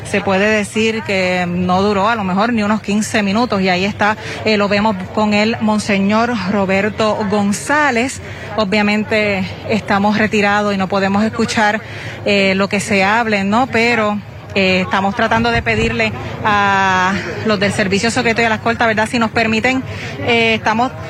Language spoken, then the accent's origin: Spanish; Cuba; now in Spain; Yo soy cubana, pero me quedé en España.